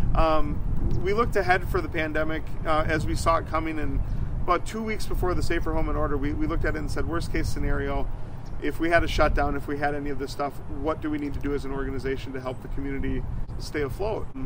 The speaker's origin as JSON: {"language": "English", "town": "New Richmond", "region": "Wisconsin", "country": "United States", "tie": "born or raised there", "moved": "as an adult", "lives_now": "Eau Claire, United States", "said": "I used to run movie theaters back in my hometown in New Richmond"}